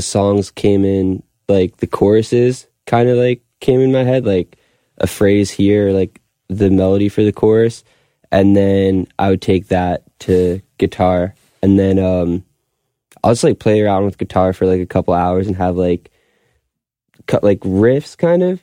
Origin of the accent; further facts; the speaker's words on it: Long Beach, United States; moved away; also born or lived in Wilkes-Barre, Pennsylvania; I grew up in Long Beach.